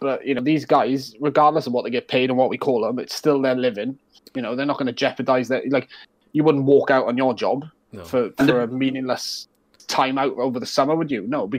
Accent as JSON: {"language": "English", "region": "Wales", "country": "United Kingdom", "said": "as Welsh boys"}